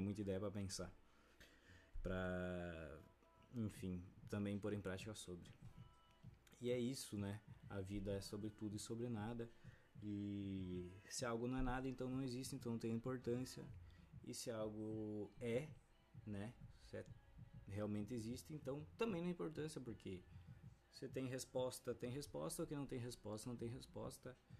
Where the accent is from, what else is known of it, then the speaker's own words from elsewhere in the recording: Brazil; A gente vive no Brasil